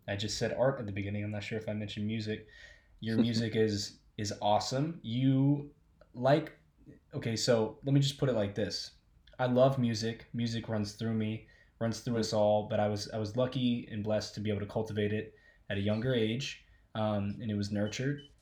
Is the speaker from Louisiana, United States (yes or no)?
yes; Alexandria, Louisiana, United States; I was born in Louisiana. I was born in Amazing. a place called Alexandria, Louisiana